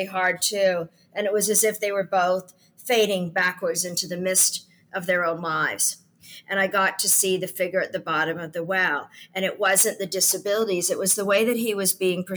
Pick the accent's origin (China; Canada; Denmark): Canada; also born or lived in United Kingdom; I come from Canada. I live between Canada and the UK